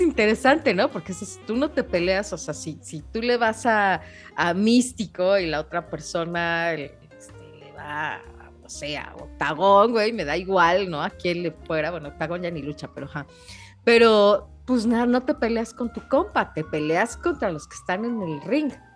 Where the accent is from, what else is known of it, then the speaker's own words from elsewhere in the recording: Mexico City, Mexico; siendo mexicanos y chilangos